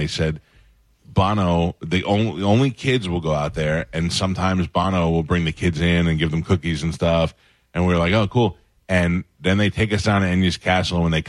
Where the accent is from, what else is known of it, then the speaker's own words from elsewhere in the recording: New York City, New York, United States; moved away; I grew up in Staten Island